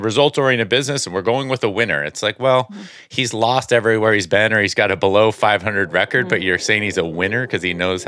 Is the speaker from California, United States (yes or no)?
yes; California, United States; I grew up in the Bay Area Giants fan.